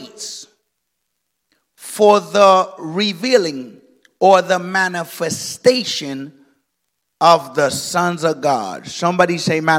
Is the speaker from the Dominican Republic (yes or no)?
yes; Dominican Republic; I am of Dominican origin. I come from the Dominican Republic.